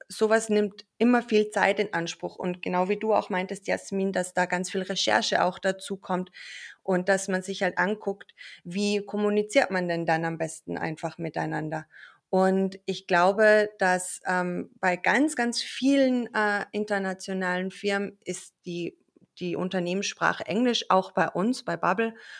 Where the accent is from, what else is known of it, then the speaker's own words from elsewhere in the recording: Austria; ich bin eigentlich aus Österreich. Also falls ich irgendwann in meinen Dialekt abrutschen sollte